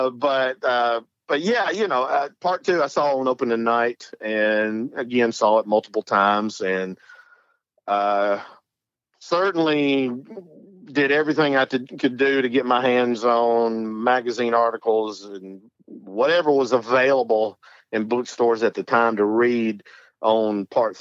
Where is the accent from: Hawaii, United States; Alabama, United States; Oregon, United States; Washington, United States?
Alabama, United States; North; I am from North Alabama